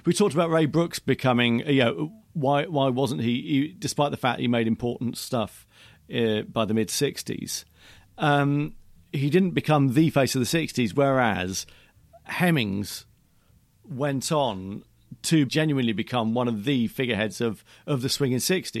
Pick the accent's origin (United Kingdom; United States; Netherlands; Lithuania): United Kingdom; Aldershot, South East England; No, I'm from Aldershot, which isn't a million miles away.